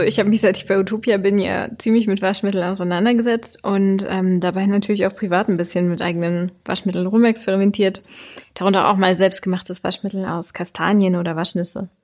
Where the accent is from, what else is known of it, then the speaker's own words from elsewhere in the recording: Germany; bei uns in Deutschland